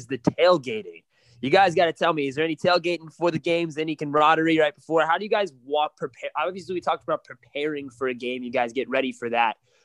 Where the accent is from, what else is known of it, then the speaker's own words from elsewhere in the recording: California, United States; I'm from California, so it's not so common to have pep rallies every week for a football game